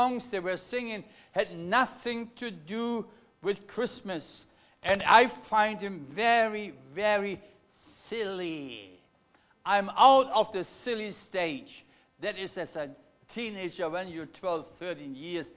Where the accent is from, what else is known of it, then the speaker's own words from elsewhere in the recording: Germany; accent: German; English is a second language; now in Melbourne, Australia; I come from Germany. You have picked it already on my accent, haven't you? Anybody not picked it that I'm a German?